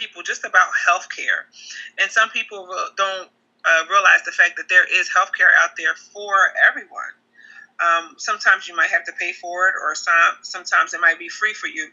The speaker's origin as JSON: {"language": "English", "town": "Trenton", "region": "New Jersey", "country": "United States", "tie": "born or raised there", "said": "I am from Trenton, New Jersey. I've lived here all my life"}